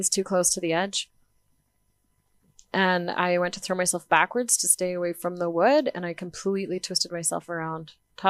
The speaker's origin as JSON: {"language": "English", "town": "Vanderhoof", "region": "British Columbia", "country": "Canada", "tie": "born or raised there", "said": "I was born in Vanderhoof, BC."}